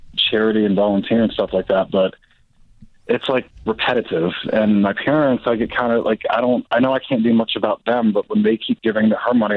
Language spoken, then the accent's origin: English; Maryland, United States; now in Colorado, United States; I'm visiting back because I'm originally from Maryland